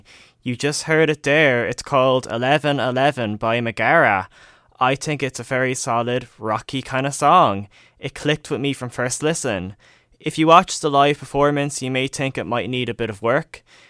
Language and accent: English; Ireland; because we're Irish.